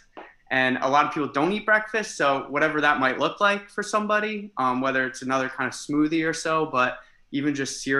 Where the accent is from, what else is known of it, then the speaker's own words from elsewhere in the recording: Easton, Pennsylvania, United States; moved away as an adult; now in New Jersey, United States; I'm from Easton, Pennsylvania.